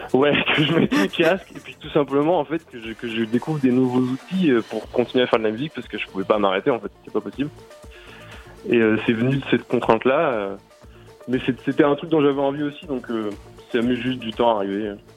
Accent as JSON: {"language": "French", "country": "France", "said": "je suis français et au fait j'habite à deux minutes"}